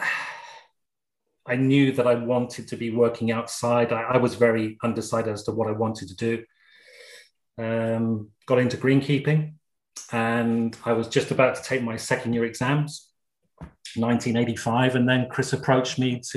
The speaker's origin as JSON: {"language": "English", "area": "Gloucestershire", "region": "South West England", "country": "United Kingdom", "tie": "born or raised there", "also_born_or_lived": "Essex", "said": "I was born and raised in Essex for the first 4 years, and then family moved down to Gloucestershire, 1971."}